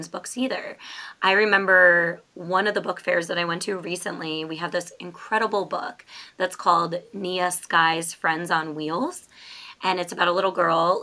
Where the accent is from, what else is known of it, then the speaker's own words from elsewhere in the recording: New York, United States; also born or lived in Florida; now in Maryland, United States; we are both originally from New York.